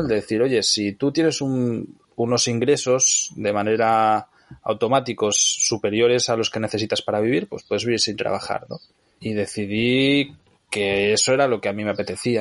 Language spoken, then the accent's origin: Spanish; near Barcelona, Catalonia, Spain; moved away as an adult; also born or lived in Nicaragua; Yo a los 18 años me fui a vivir a Nicaragua, aunque soy de cerca de Barcelona